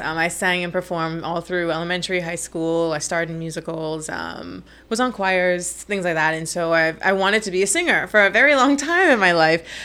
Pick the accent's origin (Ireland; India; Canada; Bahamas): Bahamas; Nassau, New Providence; also born or lived in United States; I grew up in Nassau, New Providence, uh, like most Nassauvians do.